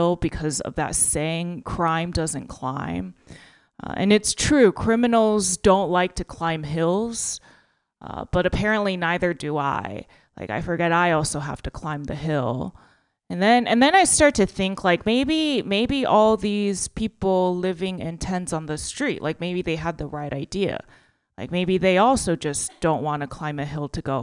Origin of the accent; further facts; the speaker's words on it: Texas, United States; now in California, United States; I'm from Texas and I only just learned about recycling